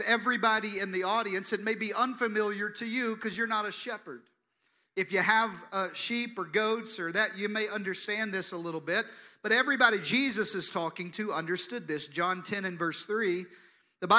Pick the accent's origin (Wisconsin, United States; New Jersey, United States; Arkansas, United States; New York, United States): Arkansas, United States; Eastern; accent: Jeff Foxworthy accent (Southern); I'm a kid from Eastern Arkansas, born and raised in the Deep South. That's where I get this Jeff Foxworthy accent from